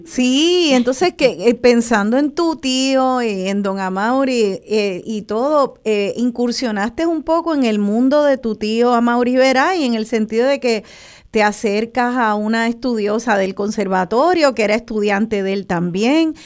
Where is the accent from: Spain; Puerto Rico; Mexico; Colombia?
Puerto Rico; nosotras como puertorriqueñas y puertorriqueños